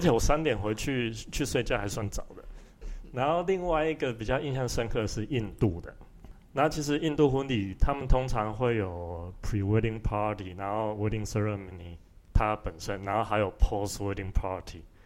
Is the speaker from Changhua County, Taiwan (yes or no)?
no; Tainan, Taiwan; now in Switzerland; 吃那个菜我都觉得没有我们台南的好吃